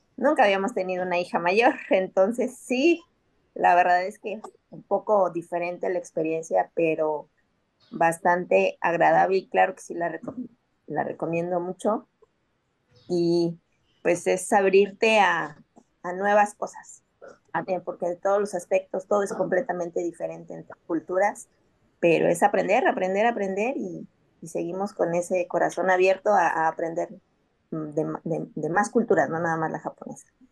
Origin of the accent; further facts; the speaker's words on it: Mexico City, Mexico; now in Playa del Carmen, Mexico; aunque vivimos aquí en Playa, muy yo somos de la Ciudad de México